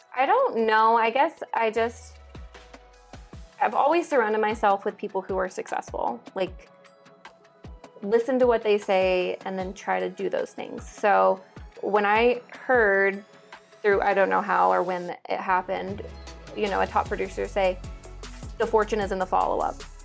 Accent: Alabama, United States; moved away as an adult; also born or lived in Nashville, Tennessee; I grew up in Alabama

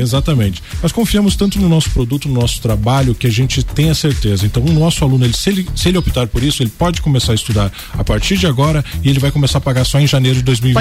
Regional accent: Lages, Santa Catarina, Brazil; eu conheço a cidade, eu sou lajeano raiz. então, assim, eu amo a minha terra

